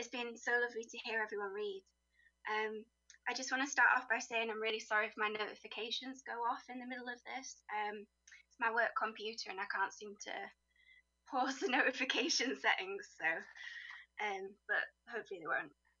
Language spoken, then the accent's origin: English; Teesside, North East England, United Kingdom; moved away as an adult; I'm kind of from Teesside, which is a little bit south of Newcastle.